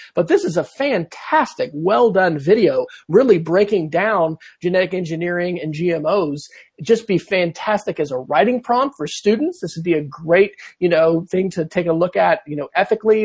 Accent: Manhattan, Kansas, United States; my hometown of Manhattan, Kansas

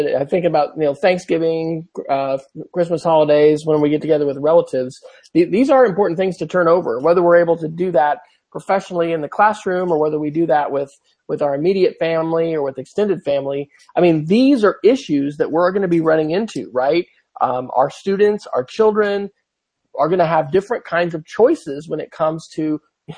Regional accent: near St. Mary's, Kansas, United States; now in Oklahoma, United States; St. Mary's, Kansas, which is just 30 miles from my hometown where my parents live

